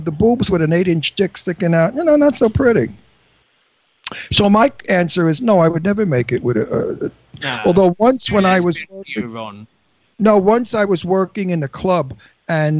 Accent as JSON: {"language": "English", "town": "New York City", "region": "New York", "country": "United States", "said": "I'm Italian from Brooklyn. We don't squeal. We're raised not to squeal."}